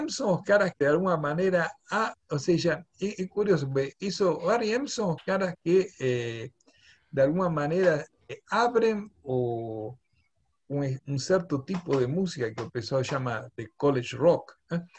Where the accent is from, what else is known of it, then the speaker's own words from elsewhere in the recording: Buenos Aires, Argentina; accent: porteño; Portuguese is a second language; also born or lived in São Paulo; now in Brazil; Inglés porteño né? inglês porteño